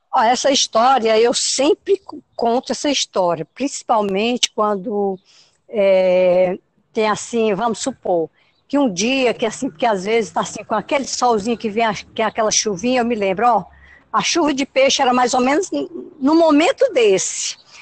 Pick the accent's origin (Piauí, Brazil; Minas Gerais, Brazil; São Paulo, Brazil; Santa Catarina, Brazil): Piauí, Brazil; Luís Correia; now in Parnaíba, Brazil; Isso foi na comunidade Brandão, município de Luiz Correia. Lá é minha terra natal.